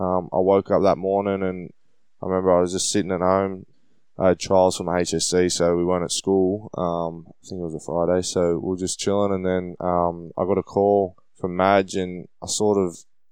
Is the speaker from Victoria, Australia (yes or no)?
no; Sydney, New South Wales, Australia; also born or lived in Malabar; I grew up in Kensington, lived in Malabar for a couple of years and then moved back to Kensington